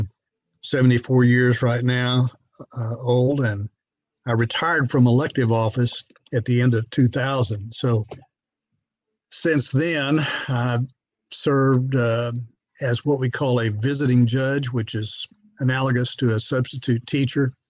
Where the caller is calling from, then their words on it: Bryan, Texas, United States; I'm in a town of uh, about 100,000 called Bryan, Texas. Uh, adjoins College Station, Texas, the home of Texas A&M University.